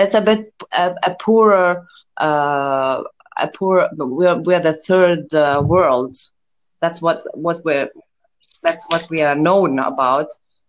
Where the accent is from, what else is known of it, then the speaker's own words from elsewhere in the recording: South Governorate, Lebanon; now in Beirut, Lebanon; I'm from the South, and the South, it's a bit like a closed society, more religious, whatever society. I couldn't fit in there. So I live now in the city. It's the capital city of Lebanon.